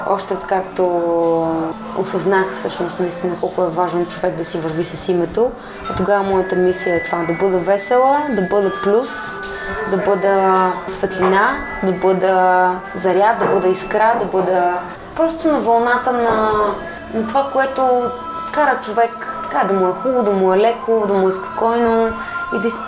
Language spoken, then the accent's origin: Bulgarian; Kermen, Sliven Province, Bulgaria; енергийно просто аз съм свързана с това място от Кърмена съм не защото това е България, съм някакъв патриот